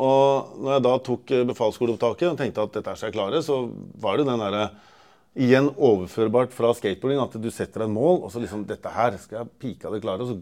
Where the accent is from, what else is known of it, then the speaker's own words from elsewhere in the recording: Porsgrunn, Telemark, Norway; also born or lived in Trøndelag; Halv trønder og halv porsgrunnsvin. Så jeg er liksom både trønder og telemarking.